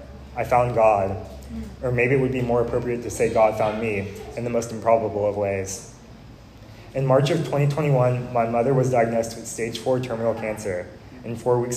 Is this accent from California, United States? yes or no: no; Oregon, United States; moved away as an adult; also born or lived in Arizona; knowing I was from Oregon, asked me how far away I lived from the Nike World Headquarters. I told him, funny enough, decently close